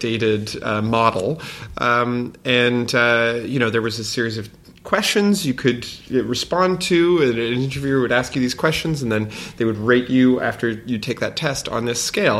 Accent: Montreal, Quebec, Canada; now in Toronto, Canada; a homosexual from Montreal, but now I live in Toronto

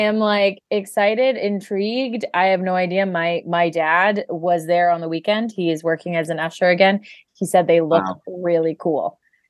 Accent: Canada; We are Canadian.

